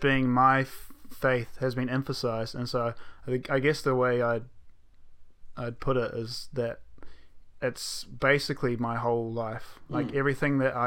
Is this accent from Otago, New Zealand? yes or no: no; Rotorua, Bay of Plenty, New Zealand; born or raised there; also born or lived in Belgium / Auckland / Hamilton / Tauranga